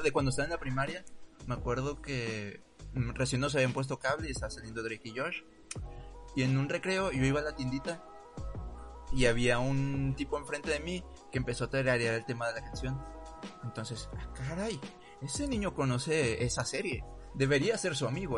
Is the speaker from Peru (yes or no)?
no; Mexico; como mexicanos nos sentimos más este, identificados con ellos